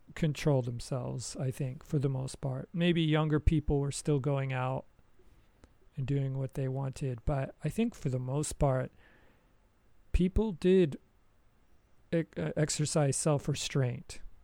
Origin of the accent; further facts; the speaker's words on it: United States; moved away as an adult; now in Japan; I have not lived in America for almost twenty years